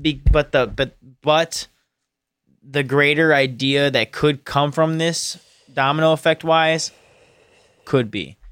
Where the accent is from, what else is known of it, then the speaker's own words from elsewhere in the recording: United States; as Americans